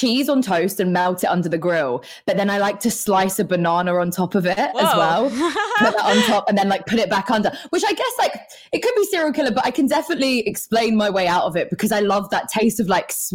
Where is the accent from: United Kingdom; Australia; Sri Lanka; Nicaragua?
United Kingdom; London; growing up in London